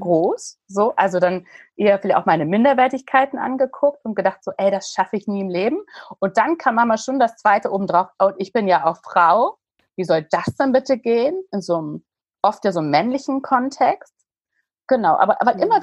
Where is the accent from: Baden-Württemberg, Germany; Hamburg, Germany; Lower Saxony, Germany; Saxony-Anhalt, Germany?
Hamburg, Germany; Ich bin ein richtiges Hamburger Dern